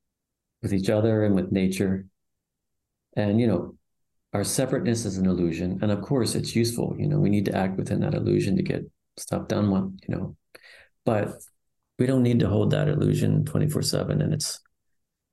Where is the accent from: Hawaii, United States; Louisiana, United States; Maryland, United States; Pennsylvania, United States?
Pennsylvania, United States; now in San Francisco, United States; I'm from Pennsylvania, East Coast. I'm now living in right on Ocean Beach in San Francisco.